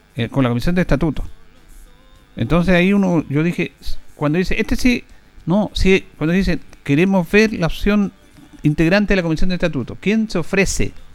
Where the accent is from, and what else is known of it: Chile